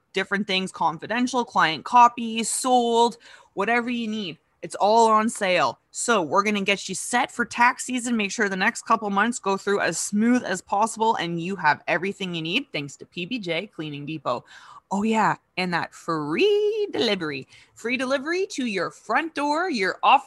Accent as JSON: {"language": "English", "town": "Kitchener", "region": "Ontario", "country": "Canada", "tie": "born or raised there", "also_born_or_lived": "Sault Ste. Marie, Ontario", "moved": "as an adult", "lives_now": "North Perth, Canada", "said": "growing up in Kitchener"}